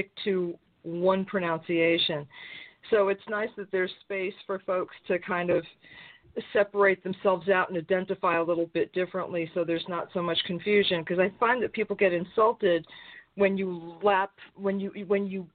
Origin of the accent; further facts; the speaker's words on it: New York City, New York, United States; I'm originally from a very large city